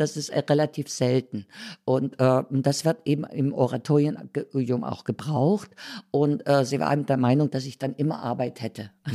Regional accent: Thuringia, Germany; moved away as an adult; also born or lived in Berlin; dann in Thüringen geblieben

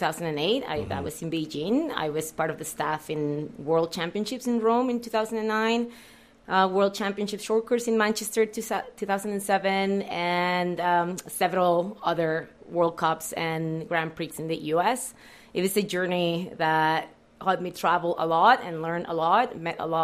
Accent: Mexico; moved away as an adult; also born or lived in Hamilton, Ontario, Canada / Yukon, Canada; now in Fort St. John, Canada; I am originally from Mexico. I coached there for about 10 years

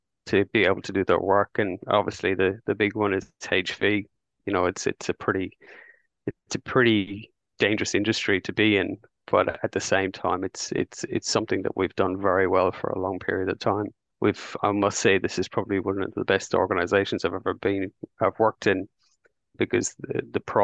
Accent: Ireland; moved away as an adult; now in Brisbane, Australia; I came to Australia in 2001, and I was a chef in Ireland

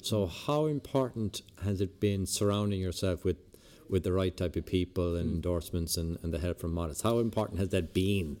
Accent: Lahinch, Munster, Ireland; growing up in Lahinch

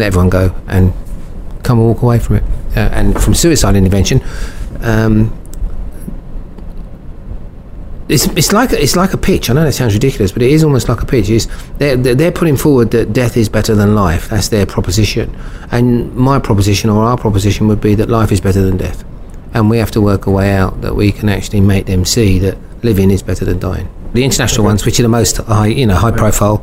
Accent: London, United Kingdom; born and bred in Brixton

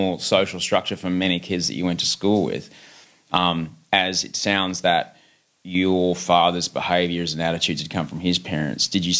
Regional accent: Brisbane, Queensland, Australia; as a kid growing up in Brisbane

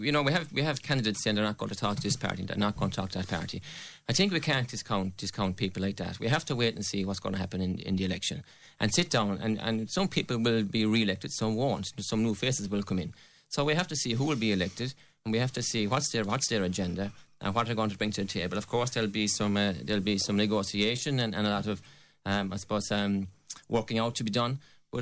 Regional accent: Newcastle West, Munster, Ireland; now in Arda, Ireland; I'm from Newcastle West. Now living in Arda, I have five kids.

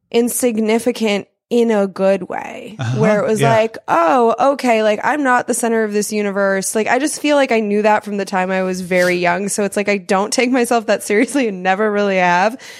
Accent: Denver, Colorado, United States; born there; I was born in Denver, Colorado, and the tornado it didn't hit our neighborhood but it hit close enough it was only a couple streets down

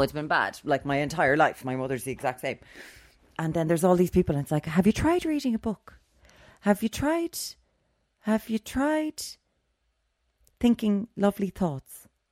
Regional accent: Limerick, Munster, Ireland; we're from Limerick, we're the Wild West

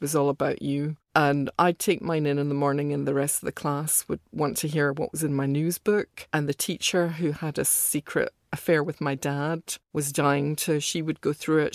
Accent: Glasgow, Scotland, United Kingdom; also born or lived in Soho, London; now in London, United Kingdom; when I was young, growing up in Glasgow

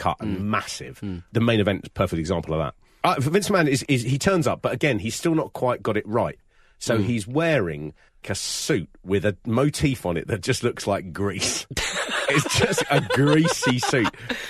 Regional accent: United Kingdom; we grew up in Britain

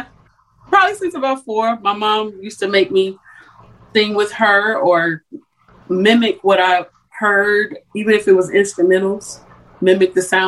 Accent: Southfield, Michigan, United States; also born or lived in Columbus, Ohio; I'm Michigan. I was born in Columbus, Ohio. My mom did a lot of moving, but I always say I came into my womanhood in Michigan, in Detroit, Michigan. So, or Southfield, a suburb of Detroit.

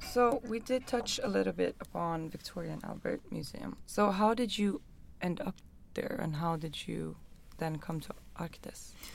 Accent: Stockholm, Stockholm County, Sweden; I'm from here and I feel like I'm from Stockholm

